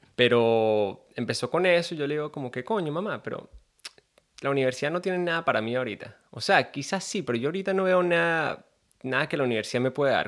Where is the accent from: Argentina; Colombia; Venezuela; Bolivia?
Venezuela; moved away as an adult; now in Gold Coast, Australia; soy un venezolano de 27 años, creo que tengo 27